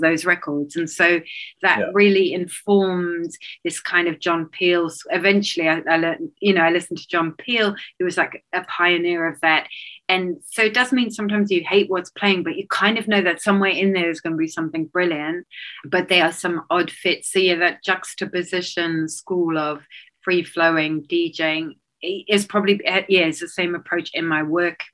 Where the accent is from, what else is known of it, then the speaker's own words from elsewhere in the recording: South Africa; moved away; I grew up in South Africa